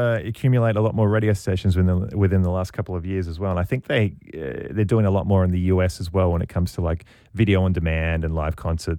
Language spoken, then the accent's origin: English; Australia; now in Canada; I'll never be able to go back to Australia because people won't think I'm Australian.